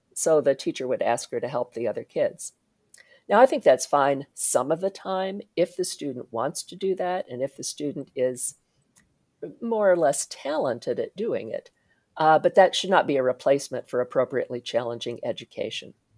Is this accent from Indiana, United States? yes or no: yes; Indiana, United States; I grew up in Indiana